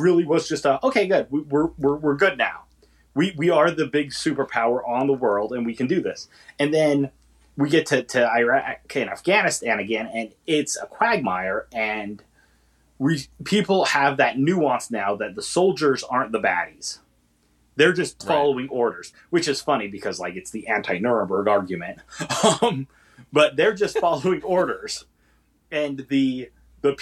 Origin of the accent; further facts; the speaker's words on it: Northeast Indiana, United States; I grew up in Northeast Indiana